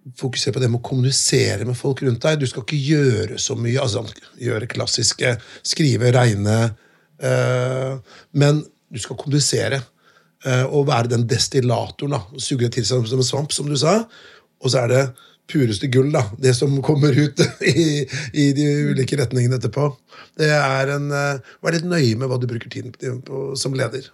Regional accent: Notodden, Telemark, Norway; moved away; jeg kommer fra Notodden, og det var jo ikke så mye klassisk eh, dannelse da jeg vokste opp

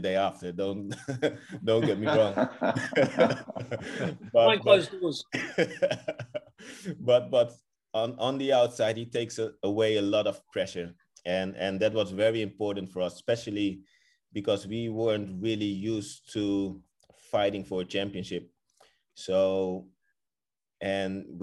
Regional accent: Rotterdam, South Holland, Netherlands; moved away as an adult; also born or lived in Kraków, Poland; growing up in Holland

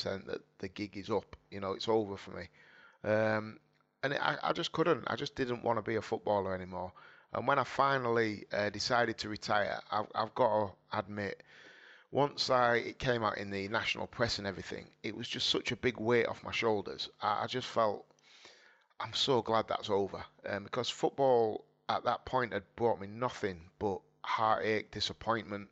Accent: Hull, Yorkshire and the Humber, United Kingdom; born or raised there

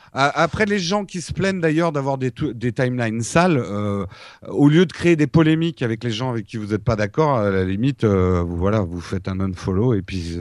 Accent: France

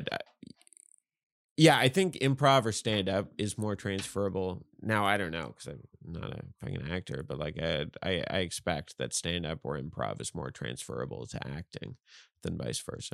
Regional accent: Newfoundland and Labrador, Canada; moved away; I'm from Newfoundland

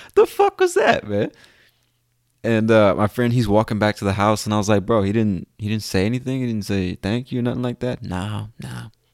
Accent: United States; I'm from the United States

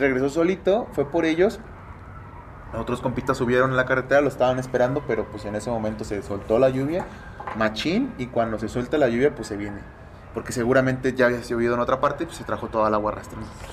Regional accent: Nayarit, Mexico; yo que nací en Nayarit

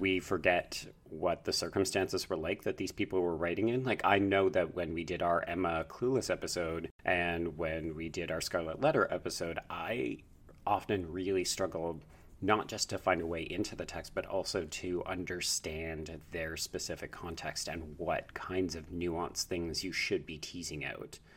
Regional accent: Canada; as a Canadian viewer

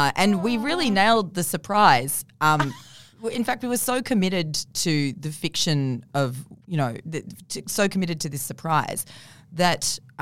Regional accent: Forbes, New South Wales, Australia; I'm from Forbes initially.

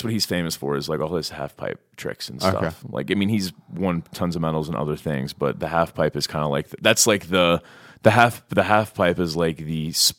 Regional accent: Lebanon, Ohio, United States; Pretend I'm not from Lebanon, Ohio.

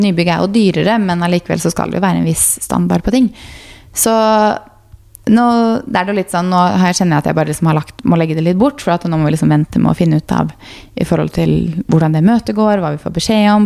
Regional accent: Fredrikstad, Østfold, Norway; moved away; vi var hjemme i Fredrikstad

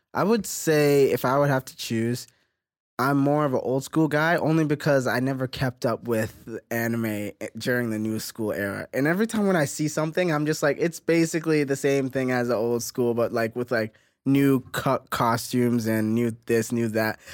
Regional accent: Mississauga, Ontario, Canada; now in Toronto, Canada; I come from Mississauga, but my whole career and everything that I've done work-wise is from Toronto.

